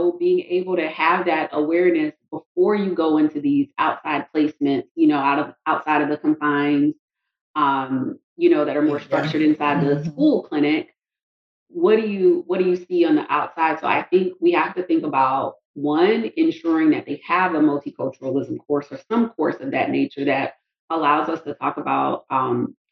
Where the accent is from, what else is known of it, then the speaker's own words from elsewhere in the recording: South Carolina, United States; moved away as an adult; now in Tallahassee, United States; I'm from South Carolina, did my undergrad at South Carolina State University, and then ended up receiving a scholarship to come to FSU.